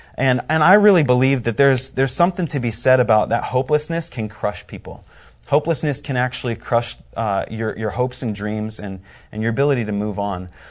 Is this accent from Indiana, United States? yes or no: yes; Indiana, United States; I am from Indiana.